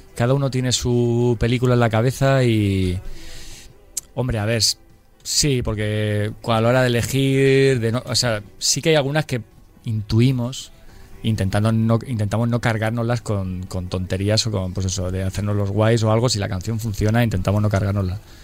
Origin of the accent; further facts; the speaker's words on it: Murcia, Region of Murcia, Spain; somos cuatro tíos de Murcia